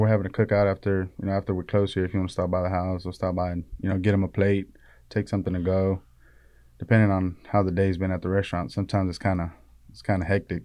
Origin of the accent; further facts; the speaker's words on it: Río Bravo, Tamaulipas, Mexico; now in Metter, United States; we're from Tamaulipas, from, uh, Río Bravo